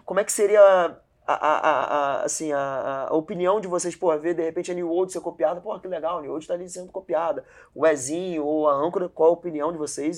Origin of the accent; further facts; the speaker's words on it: Rio de Janeiro, Brazil; a gente é do Rio